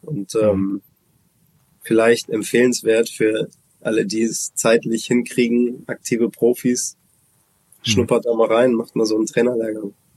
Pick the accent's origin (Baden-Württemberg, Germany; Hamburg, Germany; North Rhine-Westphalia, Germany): Hamburg, Germany; Hamburg ist meine, meine Heimatstadt, meine Geburtsstadt